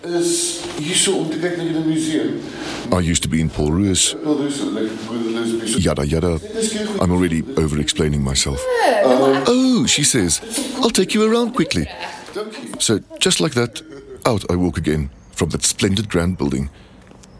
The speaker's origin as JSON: {"language": "English", "town": "Johannesburg", "region": "Gauteng", "country": "South Africa", "also_born_or_lived": "Stellenbosch", "accent": "Joburg Afrikaans", "first_language": "Afrikaans", "second_language": "English", "said": "Speaking Afrikaans is part of my cover, and also actually my first language, even though my Joburg Afrikaans does contain a lot of English"}